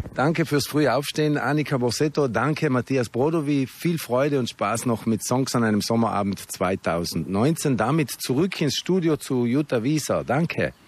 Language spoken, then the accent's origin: German; South Tyrol, Trentino-Alto Adige, Italy; accent: South Tyrolean dialect; in Südtiroler Dialekt, so wie wir jetzt reden, in unserer Sprache